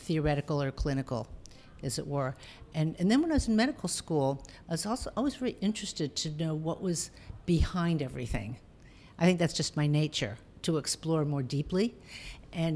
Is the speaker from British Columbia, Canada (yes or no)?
no; Toronto, Ontario, Canada; I'm originally from Toronto, and that's where I went to medical school